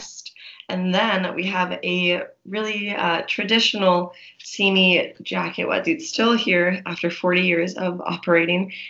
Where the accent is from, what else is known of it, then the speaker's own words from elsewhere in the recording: Palmdale, California, United States; I was born in Palmdale, like kind of born and raised in the desert